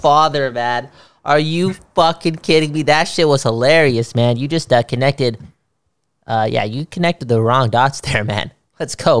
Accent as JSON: {"language": "English", "country": "Canada", "said": "I am from Canada, after all."}